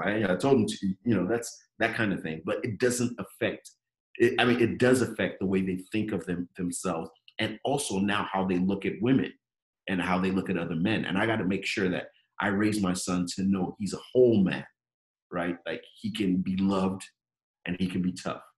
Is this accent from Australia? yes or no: no; Nigeria; moved away; also born or lived in Jos; When we grew up in Nigeria